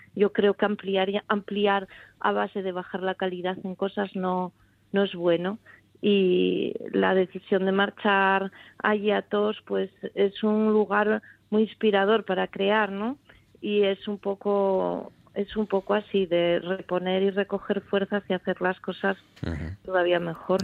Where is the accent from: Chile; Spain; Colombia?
Spain; Oviedo, Asturias; moved away as an adult; now in Puerto de Vega, Spain; yo nací en Oviedo y mi familia está aquí